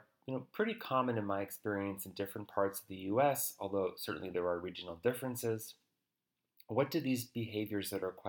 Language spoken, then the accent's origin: English; United States; as an American, with as much objectivity as I can muster in talking about my own culture